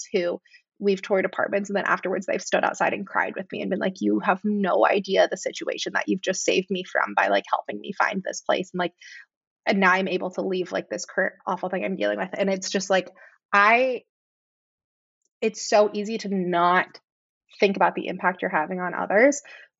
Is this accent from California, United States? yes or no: yes; San Francisco, California, United States; now in Chicago, United States; I grew up in San Francisco